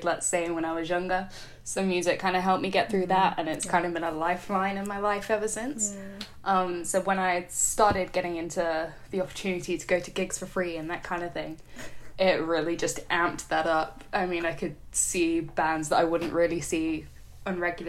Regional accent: England, United Kingdom; I am 23 and I am from England

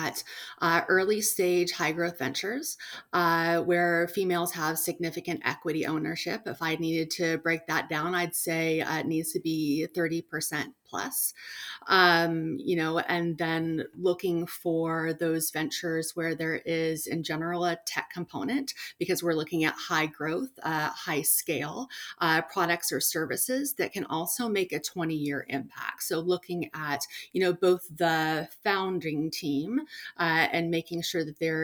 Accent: Washington, United States; born and raised in Washington State

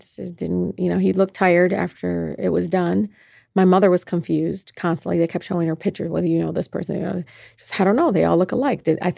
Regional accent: Detroit, Michigan, United States; here in Detroit, I'm just Detroiter

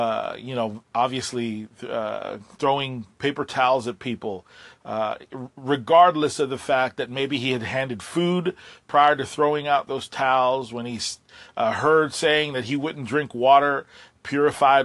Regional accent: Puerto Rico; I have been busy helping my island recover. I'm from Puerto Rico

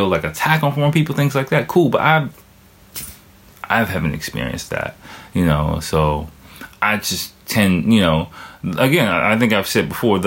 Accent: United States; moved away as an adult; now in Japan; I grew up in the States.

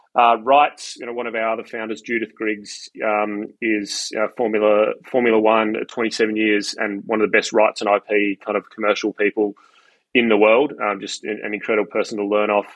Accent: Australia; Australia is just you know I, it's it's my home country.

